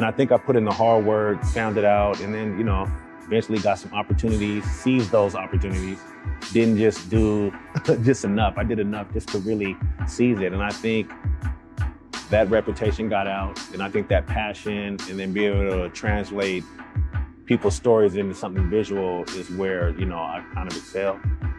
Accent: Seattle, Washington, United States; I'm from Seattle, Washington, born and raised in the Central District.

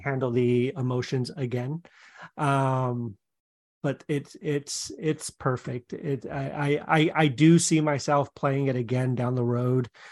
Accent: Seattle, Washington, United States; moved away; I'm from Seattle

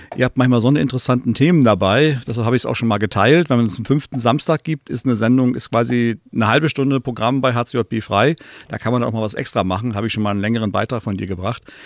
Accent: East Germany, Germany; als Ossi

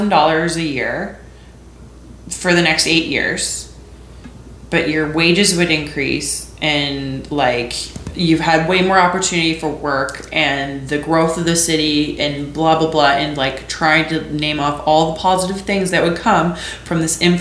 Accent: Edmonton, Alberta, Canada; moved away as an adult; now in Calgary, Canada; I grew up in Edmonton

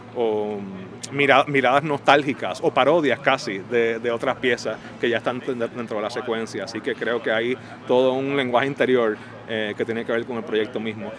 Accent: San Juan, Puerto Rico; now in New York, United States; poeta puertorriqueño, nacido y criado en San Juan, pero radicado en Nueva York

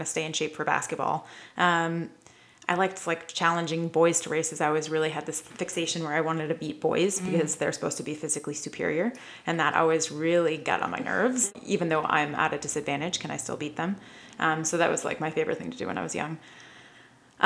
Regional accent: Maine, United States; I'm from Maine originally. Okay. I grew up on a farm

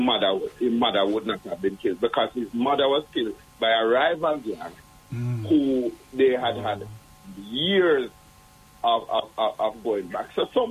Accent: Kingston, Jamaica; As a child in the 70s growing up in Jonestown

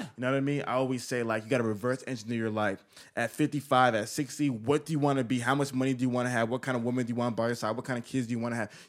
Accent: Atlanta, Georgia, United States; I'm from Atlanta

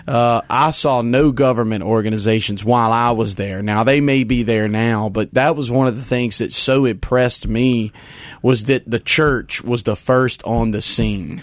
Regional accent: Hammond, Louisiana, United States; moved away; I'm a Louisianian. It's my home state. It's where I was born and raised

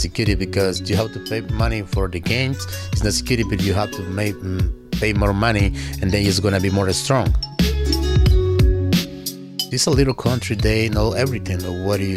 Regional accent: El Salvador; English is a second language; now in Berkshires, Massachusetts, United States; I am from El Salvador

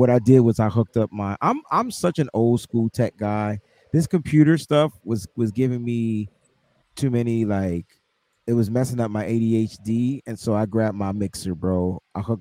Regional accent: Northeast, United States; we're all from the Northeast up here

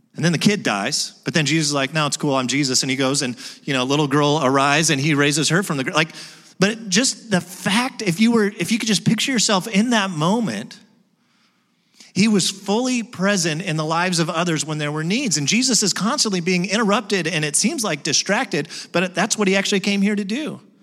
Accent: United States; I'm an American

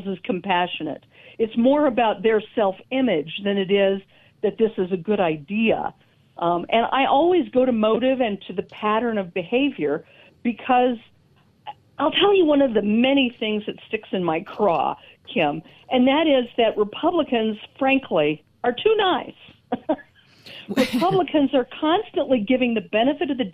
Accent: Denver, Colorado, United States; I am in Colorado, and I'm a native of Denver.

